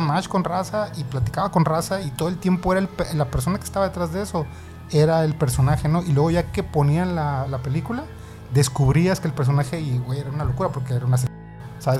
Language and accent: Spanish; Sonora, Mexico; Yo soy de aquí de Sonora